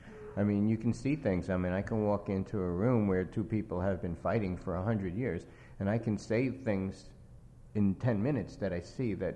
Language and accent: English; New York City, New York, United States; moved away as an adult; also born or lived in California; I couldn't have written about the Bronx unless I had gone to California.